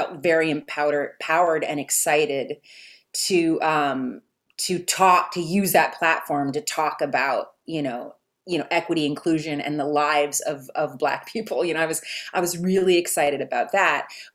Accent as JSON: {"language": "English", "region": "Texas", "country": "United States", "tie": "born or raised there", "said": "I grew up in Texas in the 80s"}